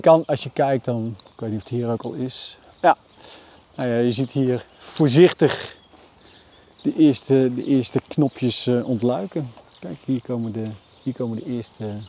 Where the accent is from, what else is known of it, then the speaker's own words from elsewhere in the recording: Utrecht, Netherlands; moved away as an adult; now in Vechtdal, Netherlands; ik ben geboren en getogen in Utrecht